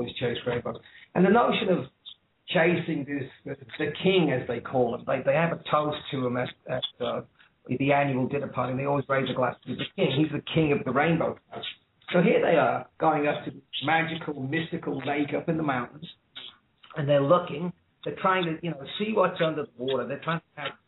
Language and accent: English; Liverpool, North West England, United Kingdom; moved away; also born or lived in Dublin, Ireland / Ireland / Sydney, Australia; I was born in Dublin, but raised in Liverpool